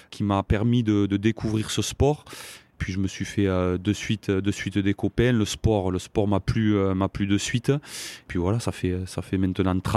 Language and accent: French; Saint-Nicolas-de-la-Grave, Occitania, France; also born or lived in Montauban; moi je, viens d'une famille euh, d'agriculteurs. Mes parents ont une, ferme dans le Tarn-et-Garonne.